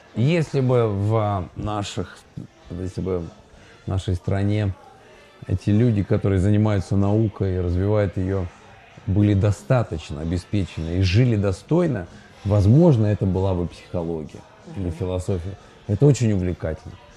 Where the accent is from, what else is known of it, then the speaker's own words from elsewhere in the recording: Urals, Russia; moved away as an adult; now in Ukraine; мы родились на Урале, как говорится, с моим коллегой Евгением